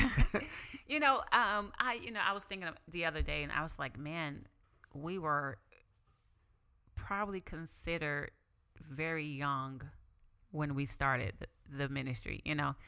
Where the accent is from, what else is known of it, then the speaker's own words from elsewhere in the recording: the Bible Belt, Southern United States, United States; I grew up in the Bible Belt.